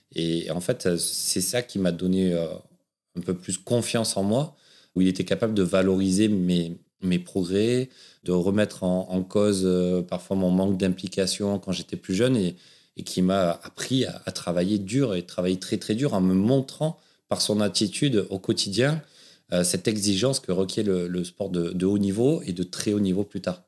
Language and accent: French; Aubagne, Provence-Alpes-Côte d'Azur, France; accent: southern French accent that sings; je suis né dans le sud de la France, à Aubagne, le pays de Marcel Pagnol, d'où cet accent euh, qui chante un peu, dont je suis fier